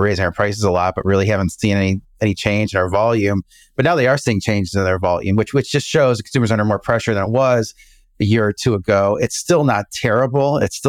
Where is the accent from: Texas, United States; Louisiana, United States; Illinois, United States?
Illinois, United States; Chicago; Yeah, you know, I grew up in the Chicago area.